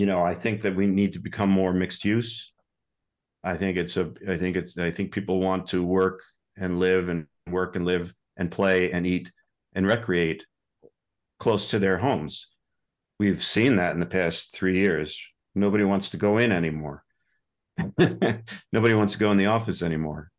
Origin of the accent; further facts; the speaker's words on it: New York suburbs, United States; moved away as an adult; also born or lived in Boston area; I'm originally from New York, so I'm technically, I guess, I'm a New Yorker. Now, I've been here since the nineties